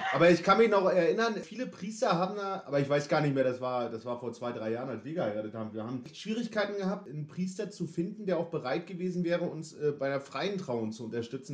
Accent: Northern Germany, Germany; accent: northern German; now in Leipzig, Germany; Die norddeutsche Zunge kommt hier, hier unten ganz gut an.

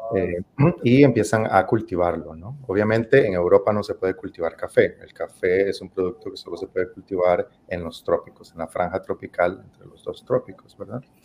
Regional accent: San José, Costa Rica; moved away; Este café es de Costa Rica, de mi país de origen, yo soy originario de Costa Rica, y es un café de la zona donde yo crecí, específicamente es este café, este café producido por la eh, Copedota

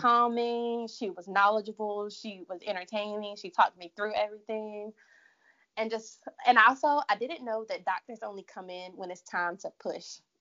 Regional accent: Durham, North Carolina, United States; moved away as an adult; also born or lived in Charlotte, North Carolina; I'm originally from Durham, North Carolina, but I moved to Charlotte in 2010 to go to school

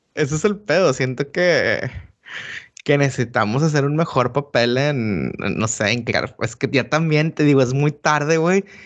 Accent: Mexico; moved away; lo que somos como mexicanos.

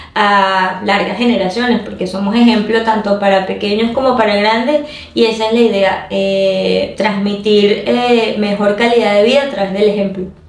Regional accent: Venezuela; fuera de Venezuela, eh, lo iba a hacer en mi país

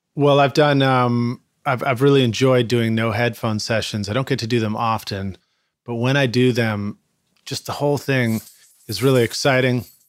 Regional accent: Boston, Massachusetts, United States; growing up in Boston

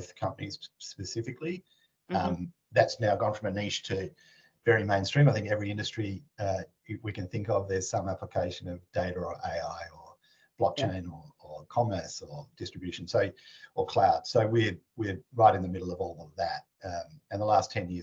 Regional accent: Tasmania, Australia; moved away as an adult; I'm an Australian, originally born in Tasmania, down a little island at the bottom of Australia

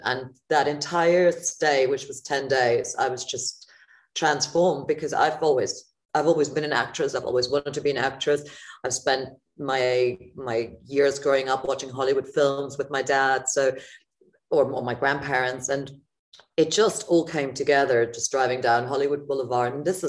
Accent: Frankfurt, Hesse, Germany; moved away; also born or lived in Los Angeles; I'm from Germany originally. I was born and raised in Frankfurt.

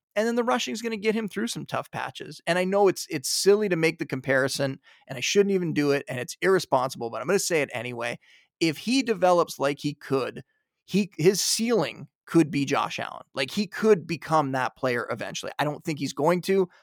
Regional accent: Niagara Falls, Ontario, Canada; moved away as an adult; also born or lived in Toronto; now in outskirts of Toronto, Canada; I was born and raised in Niagara Falls.

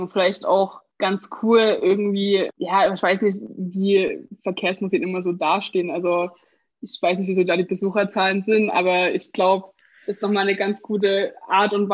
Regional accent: Saxony, Germany; aber ich komme aus Sachsen

